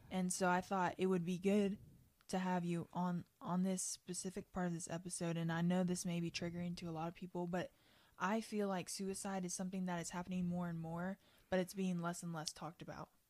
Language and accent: English; Kentucky, United States; I grew up in Kentucky